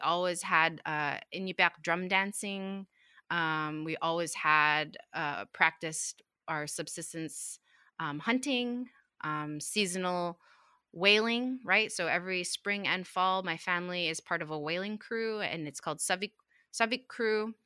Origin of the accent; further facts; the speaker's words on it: Utqiagvik, Alaska, United States; I grew up in Utkali, um, which is a community of, what, four thousand five hundred people about